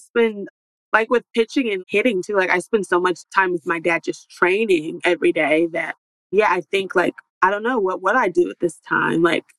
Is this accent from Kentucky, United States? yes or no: no; Topeka, Kansas, United States; I'm from Topeka, Kansas. So my house, like, we're literally, like, 3.5 hours from Oklahoma City.